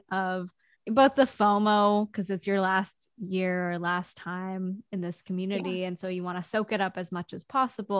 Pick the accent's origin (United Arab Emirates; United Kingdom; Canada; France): Canada; now in United States; as Canadians living in the US